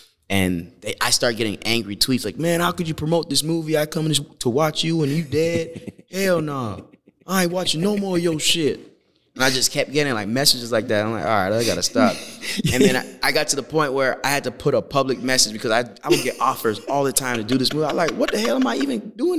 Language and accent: English; Canada; Canadian. {S2} I know. {S3} We both Canadian.